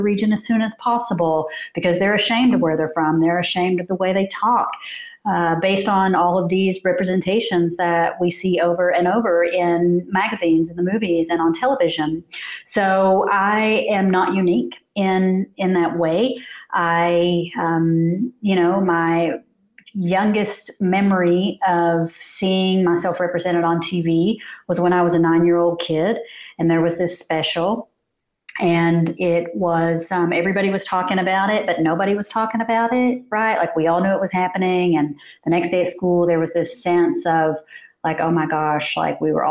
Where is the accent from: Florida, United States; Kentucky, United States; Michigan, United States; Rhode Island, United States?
Kentucky, United States; Kemper; moved away as an adult; also born or lived in Lexington, Kentucky / Los Angeles, California; now in California, United States; I grew up in rural Kentucky in Meathouse Holler